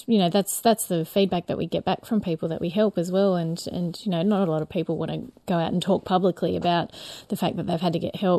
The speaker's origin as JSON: {"language": "English", "town": "Picton", "region": "New South Wales", "country": "Australia", "also_born_or_lived": "Narrabri / Dubbo", "said": "I'm from Picton, just outside Sydney. Probably used to be considered pretty rural once upon a time, but it's becoming a bit more like a suburb of Sydney now."}